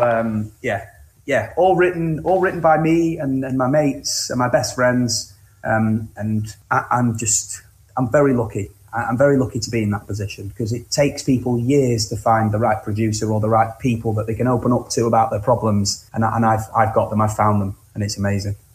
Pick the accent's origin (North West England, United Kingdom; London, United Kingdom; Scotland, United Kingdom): North West England, United Kingdom; Cleveleys; I grew up on the outskirts of Blackpool in a, in a small town, uh, in a small like neighbouring village town place called Cleveleys